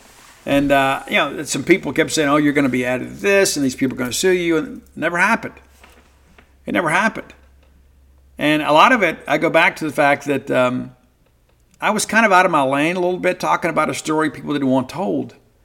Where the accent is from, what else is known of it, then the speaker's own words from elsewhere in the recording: Mississippi, United States; growing up in South Mississippi and then finding a way to achieve something in your life despite some tremendous obstacles